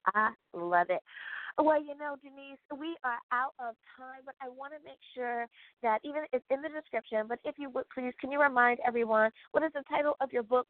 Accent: United States; my home country, that is the United States of America

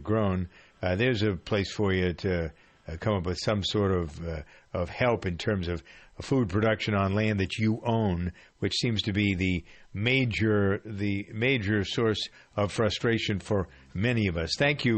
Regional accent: Framingham, Massachusetts, United States; here in my hometown of Framingham, Massachusetts

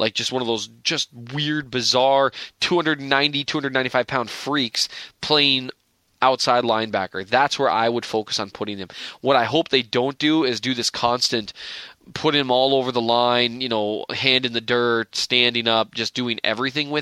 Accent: Minnesota, United States; I'm from Minnesota

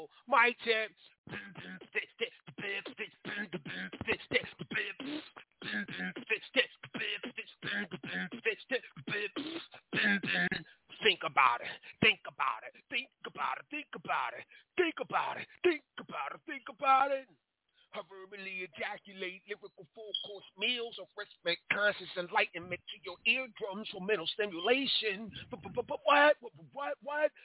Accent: Philadelphia, Pennsylvania, United States; now in Pittsburgh, United States; I'm from Phili. So I'm like, I live in Pittsburgh right now, but I'm from Philadelphia

